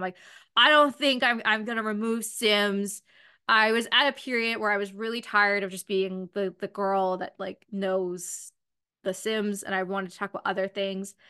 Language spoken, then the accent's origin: English; London, Ontario, Canada; I'm from London